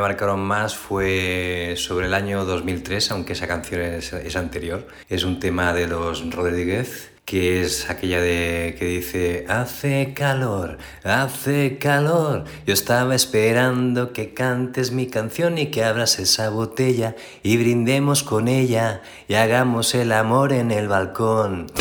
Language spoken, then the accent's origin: Spanish; Sabadell, Catalonia, Spain; soy de Sabadell